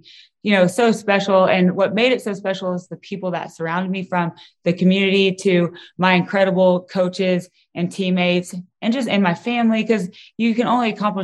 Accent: Kansas, United States; I'm from Kansas

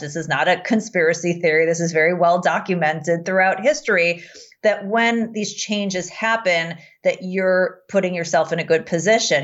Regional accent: United States; as an American

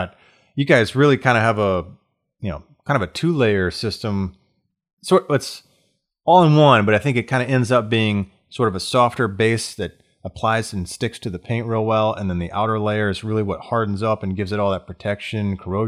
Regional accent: the South, United States; I grew up in the South.

